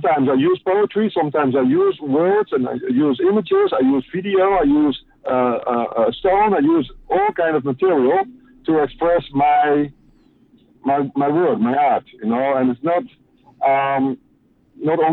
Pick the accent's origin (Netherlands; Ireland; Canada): Netherlands; I'm from the Netherlands